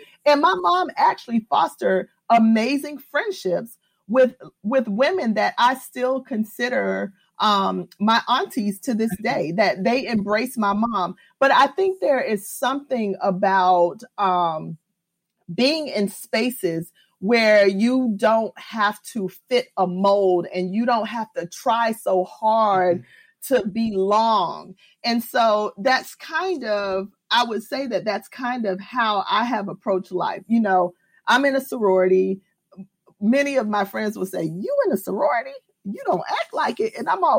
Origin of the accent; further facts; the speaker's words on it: New York, United States; born there; I was born in New York, and my mom moved to Florida.